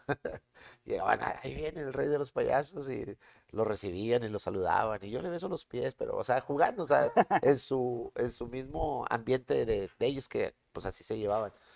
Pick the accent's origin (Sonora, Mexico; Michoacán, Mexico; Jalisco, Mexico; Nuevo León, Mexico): Nuevo León, Mexico; Monterrey; De Monterrey, yo soy de Monterrey